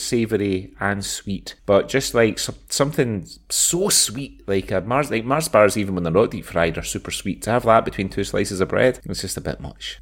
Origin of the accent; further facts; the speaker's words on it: Scotland, United Kingdom; moved away as an adult; also born or lived in Dubai; for being Scottish